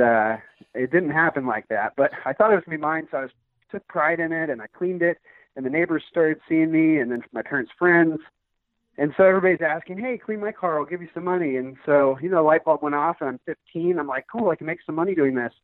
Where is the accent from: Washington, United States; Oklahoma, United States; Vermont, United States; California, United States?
Washington, United States; Seattle; now in Arizona, United States; I grew up in Seattle, Washington.